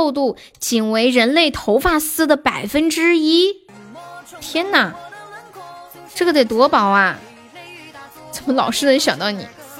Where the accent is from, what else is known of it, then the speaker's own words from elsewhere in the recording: Northeast China, China; 我们东北人都特别好，直爽，有啥说啥，对吧？